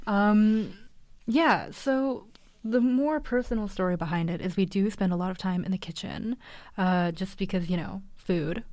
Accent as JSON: {"language": "English", "town": "Vancouver", "region": "British Columbia", "country": "Canada", "tie": "born or raised there", "said": "I've grown up in Vancouver, lived here my whole life"}